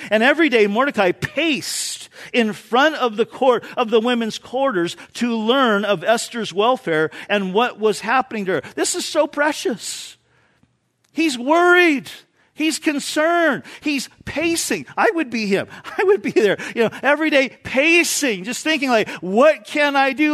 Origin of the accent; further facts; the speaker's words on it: Orange County, California, United States; moved away; I grew up in Orange County